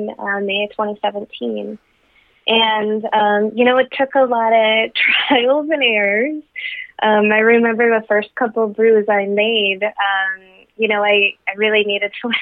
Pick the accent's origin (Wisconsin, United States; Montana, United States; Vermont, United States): Wisconsin, United States; Being born and raised in Wisconsin, I have a job I love in southern Wisconsin in higher ed